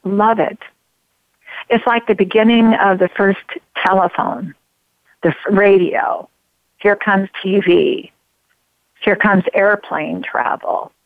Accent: Grants Pass, Oregon, United States; I'm from Oregon. I'm from Grants Pass, Oregon. I love Grants Pass, Oregon.

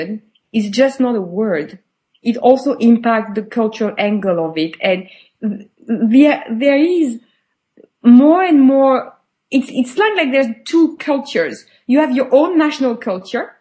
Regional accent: France; moved away; also born or lived in United Kingdom / Switzerland / Spain / United States; I was born and raised in France, but I've never worked in France.

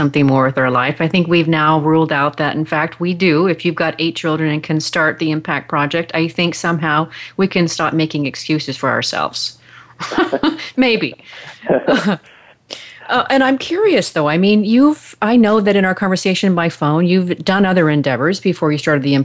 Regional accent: the Northwest, Pacific Northwest, United States; now in Dallas, United States; I'm from the Northwest originally

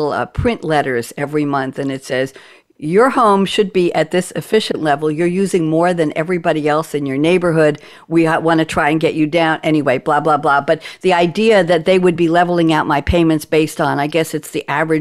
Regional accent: New York, United States; accent: Pennsylvania; now in North Carolina, United States; I'm a New Yorker and I have a Pennsylvania accent.

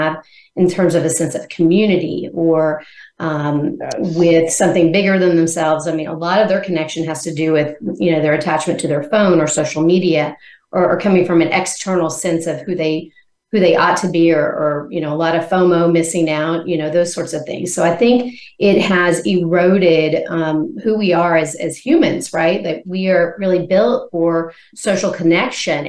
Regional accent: Arkansas, United States; moved away as an adult; also born or lived in Missouri / Arizona; now in Nashville, United States; I'm originally from Arkansas

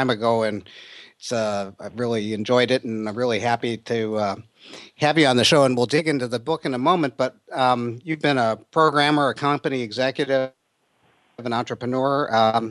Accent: Detroit, Michigan, United States; I grew up in Detroit and graduated from Oak Park

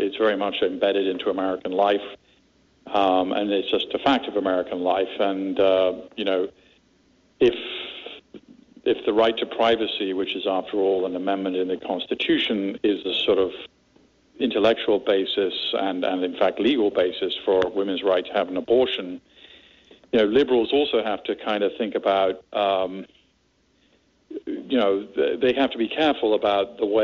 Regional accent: London, United Kingdom; now in United States; I grew up in London

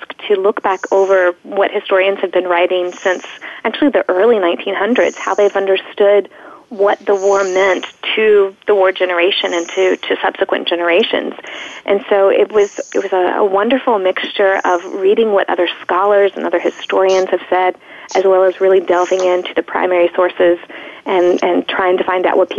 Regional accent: Virginia, United States; moved away as an adult; now in Indiana, United States; I'm from Virginia

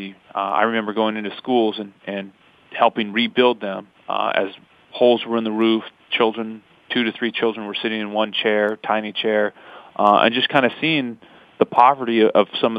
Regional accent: Pasco, Washington, United States; We're from Pasco, Washington. She was born and raised, and I moved there at the end of my fifth grade year

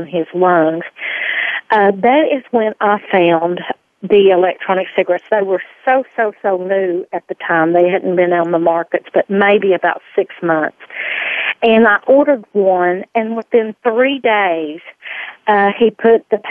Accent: Arkansas, United States; accent: twang; I've been born and raised here in Arkansas.

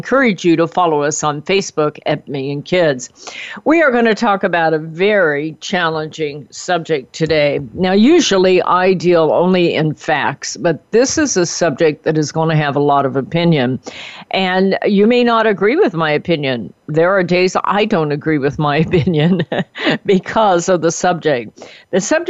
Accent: United States; I was born in America. I've had the good life of America.

